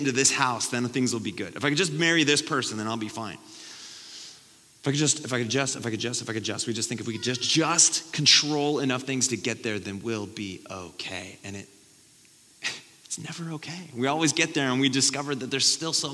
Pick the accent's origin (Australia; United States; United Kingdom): United States